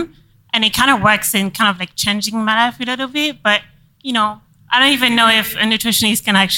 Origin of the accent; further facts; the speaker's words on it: France; moved away; because I'm from France